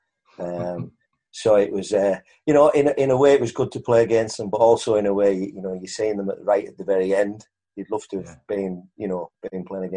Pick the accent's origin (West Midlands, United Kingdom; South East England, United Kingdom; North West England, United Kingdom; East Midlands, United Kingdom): North West England, United Kingdom; West Cumbria; West Cumbria, where I'm from